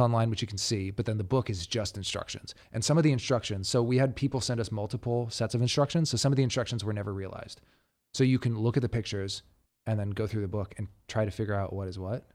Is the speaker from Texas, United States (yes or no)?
yes; Dallas, Texas, United States; moved away as an adult; also born or lived in Taos, New Mexico; now in Los Angeles, United States; I grew up between Dallas, Texas, and Towson, New Mexico